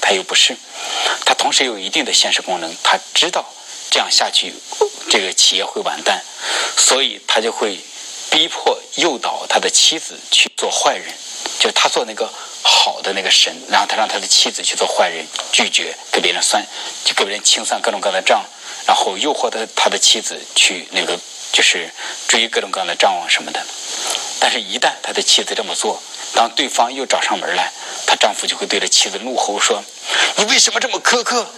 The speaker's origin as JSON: {"language": "Chinese", "region": "rural Hebei", "country": "China", "said": "我是河北的农村，我们那边的农村"}